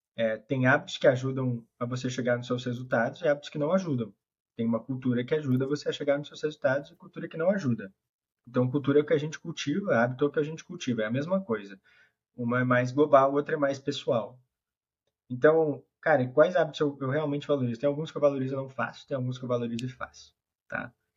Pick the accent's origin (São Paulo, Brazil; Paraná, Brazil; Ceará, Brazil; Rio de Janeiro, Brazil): São Paulo, Brazil; Ribeirão Preto; Sou de Ribeirão Preto